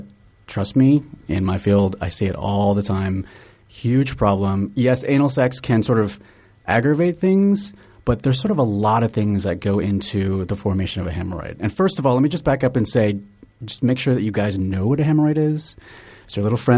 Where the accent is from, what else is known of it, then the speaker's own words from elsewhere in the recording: Virginia, United States; moved away as an adult; now in Seattle, United States; I grew up in Virginia